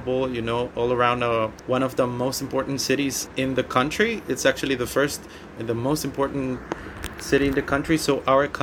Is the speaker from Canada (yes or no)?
no; San Pedro Sula, Cortés, Honduras; I'm from San Pedro Sula, Honduras, in Central America.